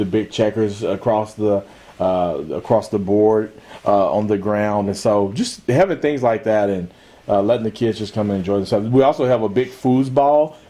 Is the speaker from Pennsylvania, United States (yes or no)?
no; Guthrie, Oklahoma, United States; I grew up in Guthrie